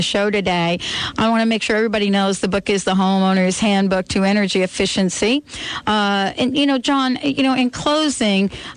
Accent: East Coast, United States; moved away; also born or lived in Seattle; when I moved from the East Coast to the West Coast, Seattle, I grew up in an environment where if you had a fireplace, it was a wood-burning fireplace.

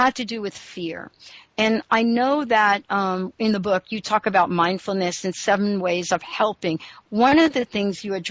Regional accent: New York, United States; also born or lived in New Jersey / Seattle, Washington; now in Washington, United States; I live in the state of Washington, but I grew up in New York and for most of my life lived in New Jersey.

